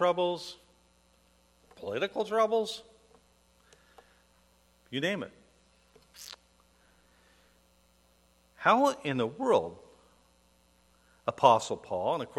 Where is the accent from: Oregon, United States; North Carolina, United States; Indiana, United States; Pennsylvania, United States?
Oregon, United States; Portland; the hospital I was born in Portland no longer exists